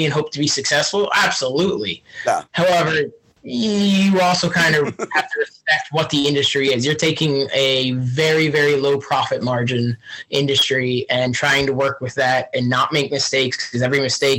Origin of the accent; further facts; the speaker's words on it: Fleetwood, Berks County, Pennsylvania, United States; I'm actually from Berks County, technically. So I'm from outside Reading. It's a little town called Fleet, Pennsylvania.